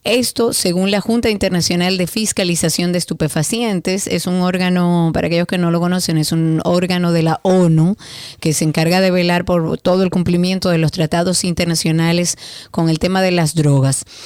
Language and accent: Spanish; Dominican Republic; yo me siento más dominicana que nunca